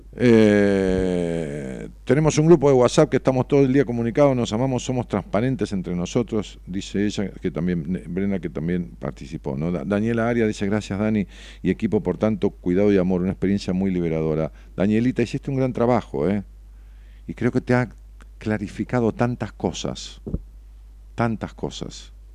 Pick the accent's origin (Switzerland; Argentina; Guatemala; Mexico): Argentina; Ramos Mejía, Buenos Aires Province; para mi pueblo, para Roma Mejía, lo que, lo que fue mi pueblo toda la vida